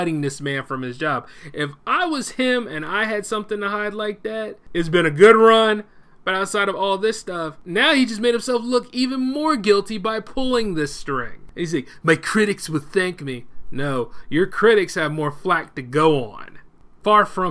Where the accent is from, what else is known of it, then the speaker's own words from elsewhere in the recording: United States; we as the American people